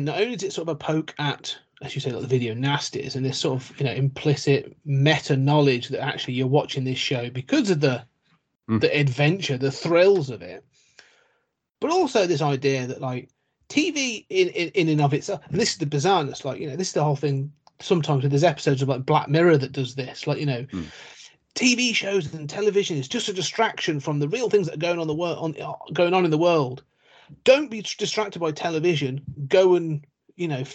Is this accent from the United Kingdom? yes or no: yes; Coventry, West Midlands, United Kingdom; I'm from Coventry, and Coventry's right next to Warwickshire